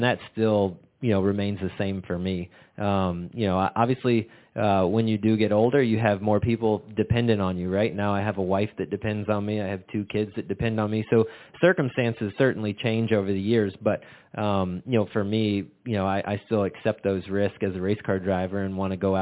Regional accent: Florida, United States; growing up in Florida and that little Hispanic community

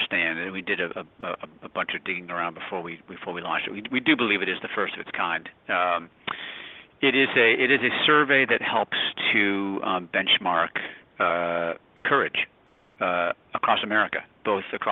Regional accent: New Hampshire, United States; I grew up in New Hampshire

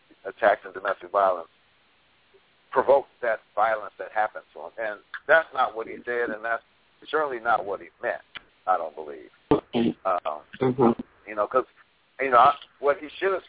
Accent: Los Angeles, California, United States; I grew up in Los Angeles

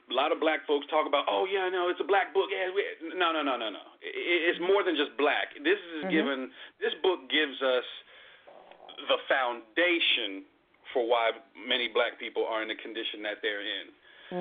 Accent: Trenton, New Jersey, United States; also born or lived in North Carolina; now in Austin, United States; I'm originally from Trenton, New Jersey.

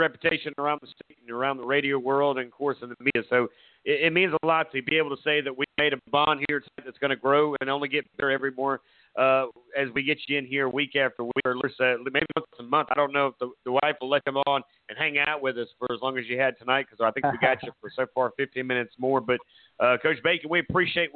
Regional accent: Myrtle Beach, South Carolina, United States; I'm originally from Myrtle Beach, that area.

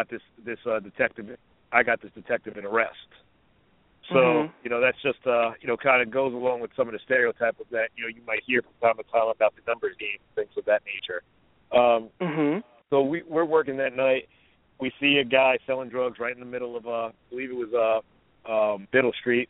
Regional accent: New Jersey, United States; moved away as an adult; also born or lived in Baltimore; I'm from New Jersey originally

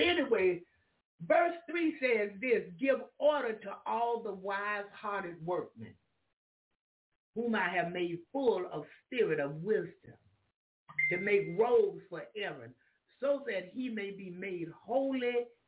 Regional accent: Jacksonville, Florida, United States; moved away; also born or lived in Alaska; I was from Jacksonville, Florida

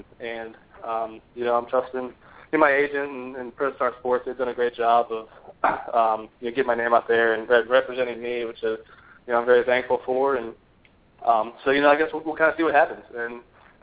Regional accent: Virginia, United States; I'm from Virginia

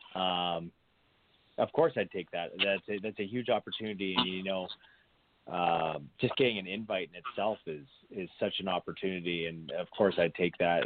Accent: Saskatoon, Saskatchewan, Canada; moved away as an adult; now in Edmonton, Canada; I live in Edmonton right now. Um, I moved here probably about ten years ago, but born and raised in Saskatoon, Saskatchewan

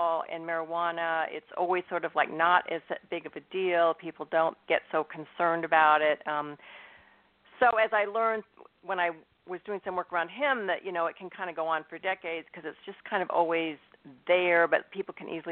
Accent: Northern California, United States; also born or lived in Indiana; I'm in Northern California. I've lived here pretty much my whole life. I was born in Indiana, but, you know, lived in the West Coast my whole life

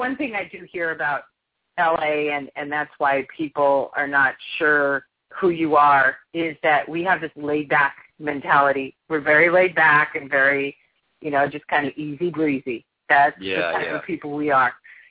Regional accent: Los Angeles, California, United States; born or raised there

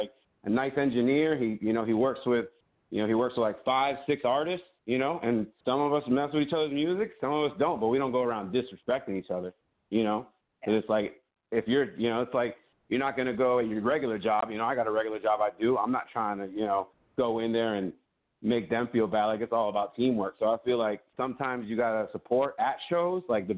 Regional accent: Florida, United States; I'm from Florida.

